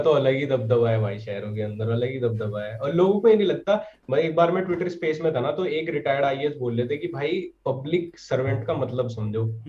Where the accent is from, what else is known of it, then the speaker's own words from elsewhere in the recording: Sisauli, Uttar Pradesh, India; मैं सिसोली से ही हूँ